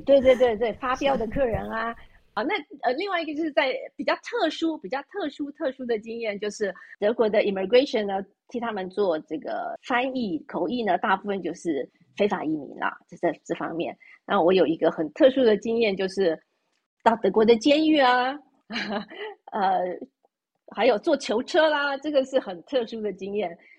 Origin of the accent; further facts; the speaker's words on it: Taiwan; moved away as an adult; also born or lived in Germany; now in Switzerland; 就像我们在台湾，出生长大的呢